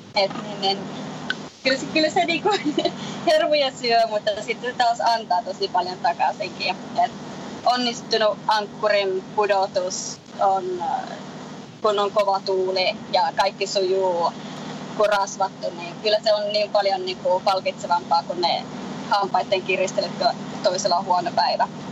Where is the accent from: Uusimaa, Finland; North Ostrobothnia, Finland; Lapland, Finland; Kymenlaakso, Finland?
Lapland, Finland; also born or lived in Colorado, United States; now in Florida, United States; mä olen lappilainen lähtejä